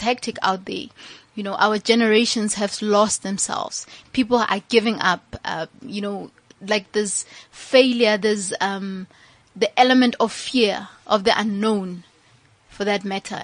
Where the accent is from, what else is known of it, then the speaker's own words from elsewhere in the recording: Mahikeng, North West, South Africa; originally we are all from Mafikeng, Mahikeng